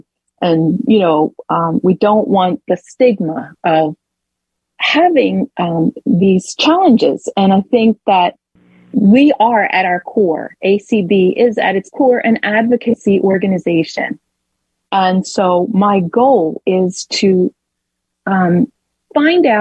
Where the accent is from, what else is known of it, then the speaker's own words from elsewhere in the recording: Wilmington, Delaware, United States; I am from Wilmington, Delaware